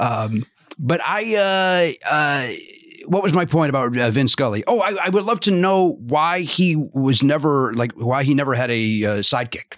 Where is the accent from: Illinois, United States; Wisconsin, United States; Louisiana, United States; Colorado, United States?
Illinois, United States; Chicago; we grew up in Chicago